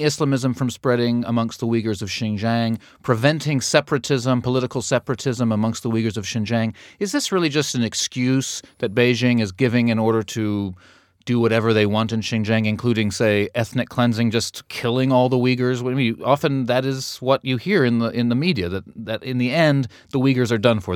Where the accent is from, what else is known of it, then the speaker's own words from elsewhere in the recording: United States; I'm an American